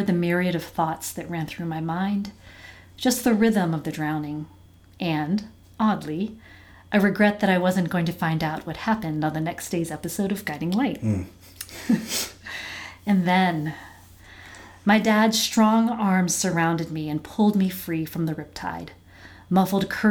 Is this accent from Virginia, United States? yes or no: yes; Virginia Beach, Virginia, United States; moved away as an adult; also born or lived in Hawaii; now in Bridgewater, United States; I was born in Hawaii and grew up in Virginia Beach